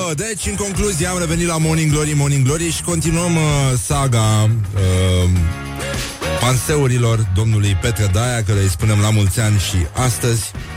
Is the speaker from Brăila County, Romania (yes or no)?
yes; Brăila, Brăila County, Romania; eu sunt din Brăila